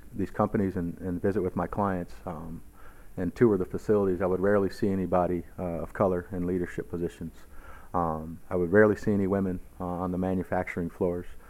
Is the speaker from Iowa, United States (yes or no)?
yes; Cedar Rapids, Iowa, United States; growing up in, in Iowa, growing up in Cedar Rapids, uh, where we're from here